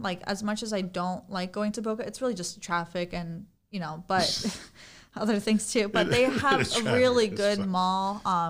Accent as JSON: {"language": "English", "country": "Turkey", "said": "I mean, I'm from Turkey. My mom's a chef."}